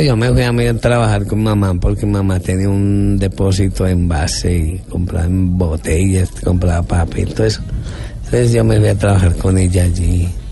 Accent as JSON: {"language": "Spanish", "region": "Bogotá", "country": "Colombia", "tie": "born or raised there", "said": "Yo nací aquí en Bogotá."}